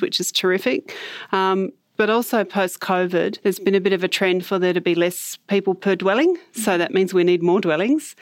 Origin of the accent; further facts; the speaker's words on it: Hobart, Tasmania, Australia; I spent, um, part of my early, um, childhood in the suburb of Bridgewater in the northern suburbs of Hobart in, um, social housing.